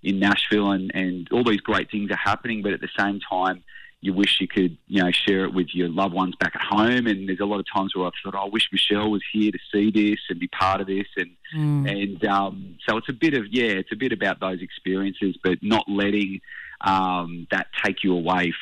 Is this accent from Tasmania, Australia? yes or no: yes; Tasmania, Australia; I grew up in Tassie in a small town